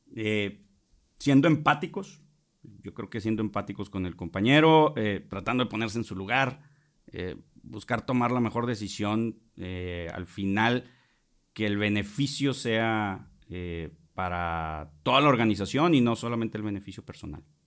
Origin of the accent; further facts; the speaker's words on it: Monterrey, Nuevo León, Mexico; also born or lived in Jalisco; soy regiomontano